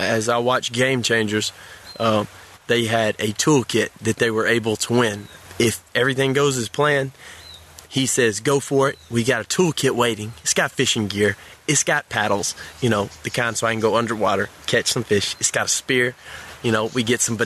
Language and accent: English; Alabama, United States; I'm from the South. I'm from Alabama, a country person